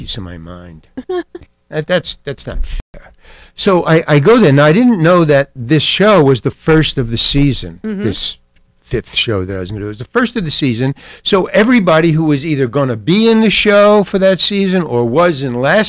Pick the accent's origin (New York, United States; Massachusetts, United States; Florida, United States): New York, United States; New York City; also born or lived in Syracuse; Far Rockaway, Long Island. I went to PS 106 Public School. And I went to Far Rockaway High